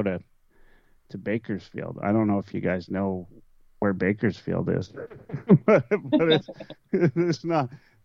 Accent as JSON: {"language": "English", "country": "Canada", "tie": "born or raised there", "said": "those of us that grew up here and dreamt of playing for our home city"}